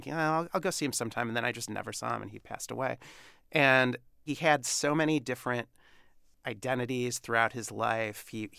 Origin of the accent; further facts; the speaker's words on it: Detroit, Michigan, United States; I'm from Detroit.